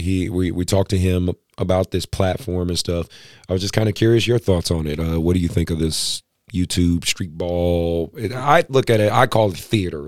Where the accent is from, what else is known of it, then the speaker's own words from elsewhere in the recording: Oakland, California, United States; I'm a kid from Oakland